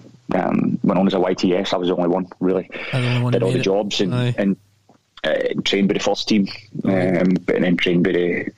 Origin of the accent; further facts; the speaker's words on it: Wishaw, Scotland, United Kingdom; accent: West of Scotland; moved away as an adult; also born or lived in Glasgow / Dingwall; now in Vienna, Austria; I'm from Wishaw